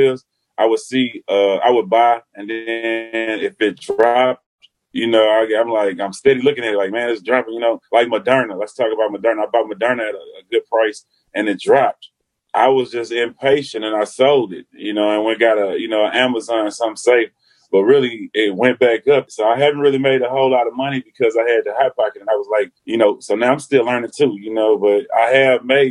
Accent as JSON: {"language": "English", "town": "Houston", "region": "Texas", "country": "United States", "said": "I was from the North Side"}